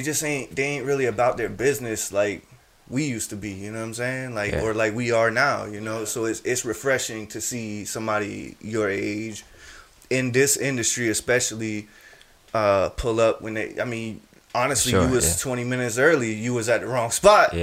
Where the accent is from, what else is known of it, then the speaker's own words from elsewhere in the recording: Charleston, South Carolina, United States; I'm from Charleston